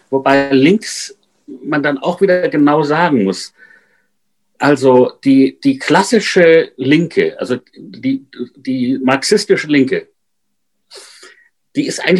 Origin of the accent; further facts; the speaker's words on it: United States; ich möchte so ein bisschen, dass meine nationale Ehre als Amerikaner wiederhergestellt wird.